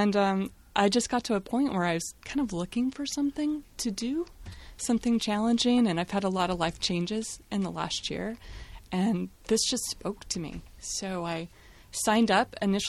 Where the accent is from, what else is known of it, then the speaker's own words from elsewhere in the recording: Salem, Oregon, United States; Hi, I'm …. I'm from Salem, Oregon.